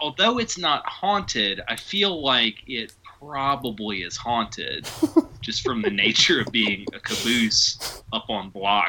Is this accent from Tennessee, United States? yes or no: yes; Tennessee, United States; so my hometown has, so Casey Jones, mm-hmm. the train conductor, not the Ninja Turtle character, is from my hometown.